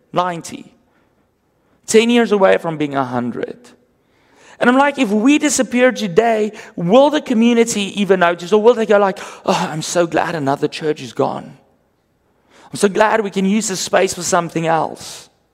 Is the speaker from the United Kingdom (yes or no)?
no; South Africa; accent: Afrikaans; first language Afrikaans; English is a second language; My first language, Afrikaans